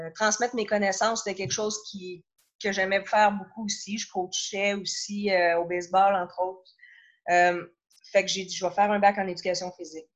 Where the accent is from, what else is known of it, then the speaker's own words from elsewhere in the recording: Saint-Jérôme, Quebec, Canada; also born or lived in Montreal / Trois-Rivières / Sherbrooke; j'ai grandi à Saint-Jérôme. Euh, je passais toute mon enfance à Saint-Jérôme